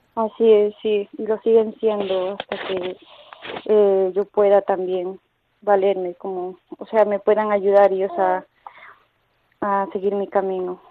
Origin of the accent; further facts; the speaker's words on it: Ecuador; now in Toledo, Spain; soy de Hispanoamérica, soy de Ecuador y bueno, he llegado hace 11 años aquí con mi madre, con mi hermana